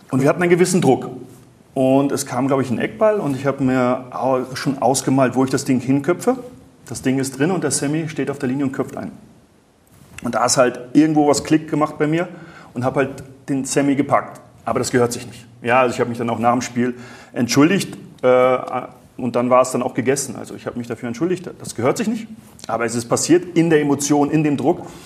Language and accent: German; Baltic coast, Germany; aber ich bin auch an der Ostsee groß geworden.